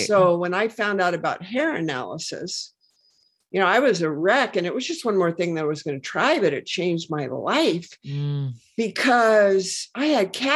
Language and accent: English; Washington, United States; I'm from Washington State, where, you know, the Hanford Reservation is.